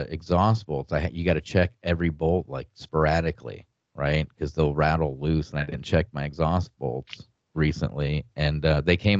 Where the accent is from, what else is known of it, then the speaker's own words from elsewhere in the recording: Iowa, United States; now in Arkansas, United States; my home state of Iowa